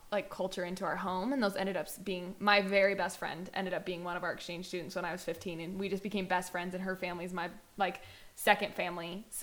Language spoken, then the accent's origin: English; Utah, United States; born or raised there